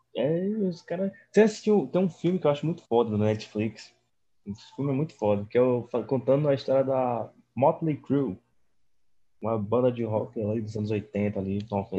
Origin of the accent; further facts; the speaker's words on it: Mossoró, Rio Grande do Norte, Brazil; now in Bahia, Brazil; eu sou de Mossoró